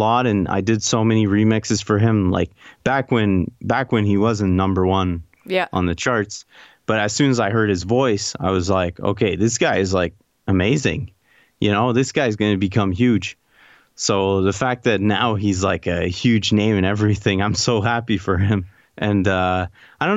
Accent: Canada; being Canadian

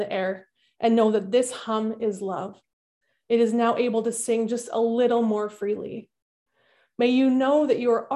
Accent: Winnipeg, Manitoba, Canada; Growing up in Winnipeg, my grandparents lived next door to us.

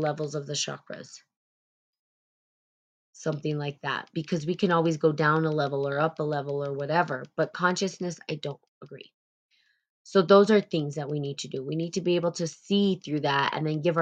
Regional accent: United States; there is sort of this privilege that we carry as Americans

